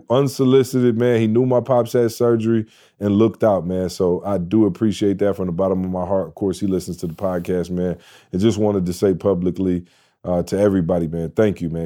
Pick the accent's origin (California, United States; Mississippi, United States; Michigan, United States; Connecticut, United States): Michigan, United States; now in Atlanta, United States; I'm from Michigan